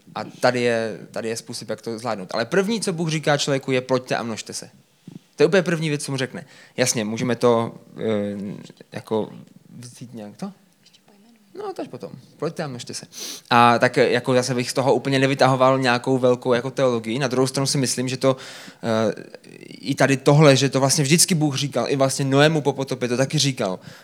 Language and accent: Czech; Brno, South Moravian Region, Czechia; my jsme z Brna